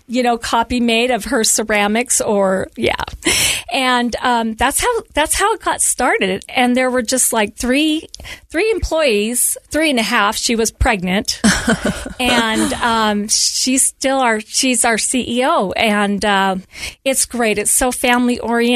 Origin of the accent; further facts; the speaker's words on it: Southern California, United States; moved away as an adult; now in Centerville, United States; I was born and raised in Southern California and moved to Utah. I've lived in Utah for 25 years